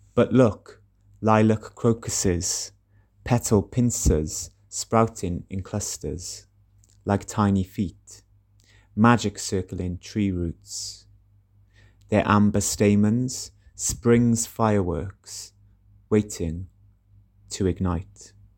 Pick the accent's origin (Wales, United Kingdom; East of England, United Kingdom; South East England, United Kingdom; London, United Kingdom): Wales, United Kingdom; Welsh; also born or lived in Cardiff; I'm a Welsh poet living in Cardiff.